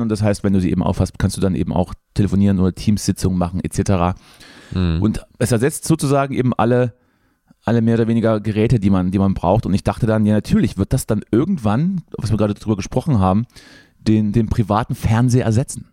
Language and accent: German; Thuringia, Germany; wir Thüringer